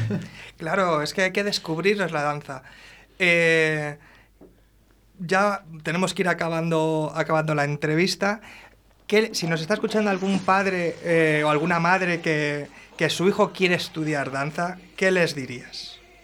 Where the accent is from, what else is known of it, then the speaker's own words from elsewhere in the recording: Valladolid, Castile and León, Spain; soy de Valladolid